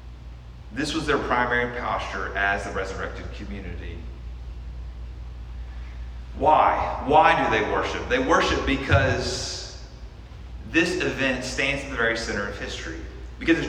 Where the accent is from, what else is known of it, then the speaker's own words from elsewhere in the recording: United States; by virtue of being an American